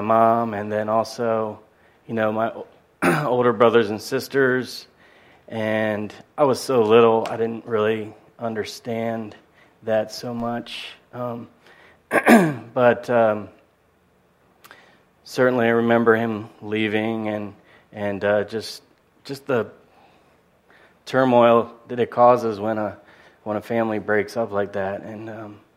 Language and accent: English; Annapolis, Maryland, United States; also born or lived in Washington, D.C.; I grew up a great place. little community and just outside of Annapolis, right on the water on the Chesapeake Bay